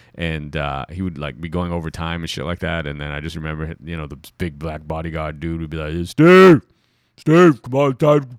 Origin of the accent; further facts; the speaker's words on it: Toronto, Ontario, Canada; You know, I'm still from Toronto.